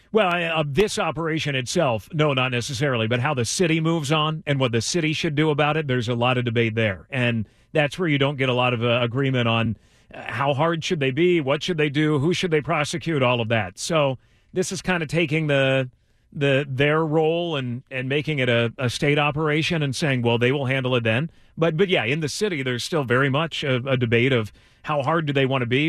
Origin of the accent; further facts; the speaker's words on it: Bay Area, California, United States; growing up in the Bay Area